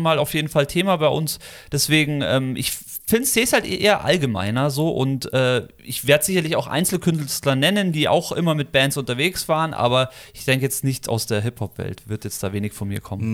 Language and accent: German; Munich, Bavaria, Germany; moved away; meine Kindheit und meine Münchner Zeit, wo ich als Kind in München noch gewohnt habe